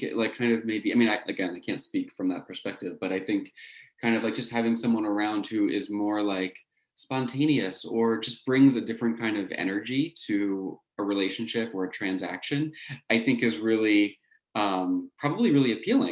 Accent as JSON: {"language": "English", "region": "New Jersey", "country": "United States", "moved": "as an adult", "lives_now": "California, United States", "said": "I'm from New Jersey originally"}